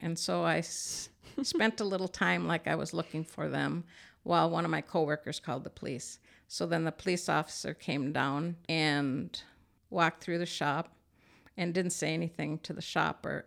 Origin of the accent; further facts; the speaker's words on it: Farmington, Minnesota, United States; my hometown of Farmington